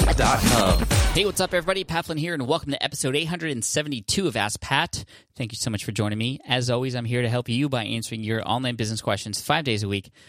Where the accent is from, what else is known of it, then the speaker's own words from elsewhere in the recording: Bangladesh; from Bangladesh